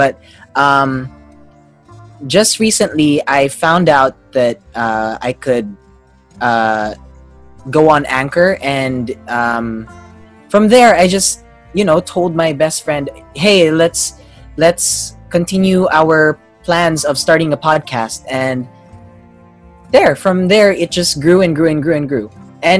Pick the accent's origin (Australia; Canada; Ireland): Australia; also born or lived in Davao City; Yes, I was born in Davao City, but I grew up in Australia. I lost the accent, but the English is there.